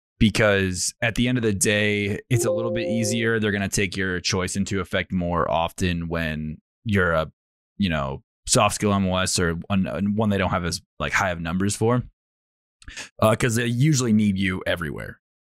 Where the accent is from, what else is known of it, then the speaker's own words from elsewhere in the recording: Fort Lewis, Washington, United States; born there; I was born in Fort Lewis, formerly, it's, you know, Joint Base McCord or whatever it is now, but I was born on Fort Lewis.